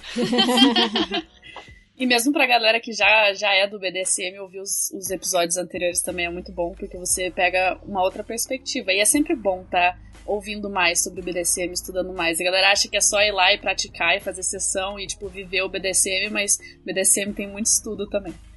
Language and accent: Portuguese; Curitiba, Paraná, Brazil; eu também sou de Curitiba, que nem a Lene e a Kali